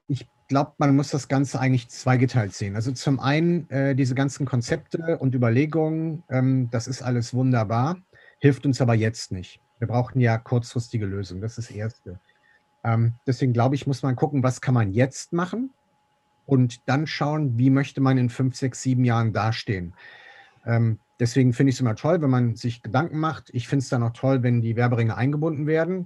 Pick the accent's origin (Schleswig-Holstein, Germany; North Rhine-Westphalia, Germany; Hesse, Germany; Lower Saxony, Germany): North Rhine-Westphalia, Germany; Meerbusch; bin gebürtiger Meerbuscher, bin in Land geboren